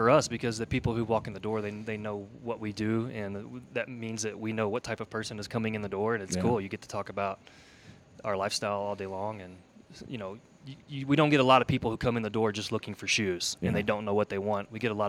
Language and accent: English; Kentucky, United States; born or raised there; moved away as an adult; now in Palmer Lake, United States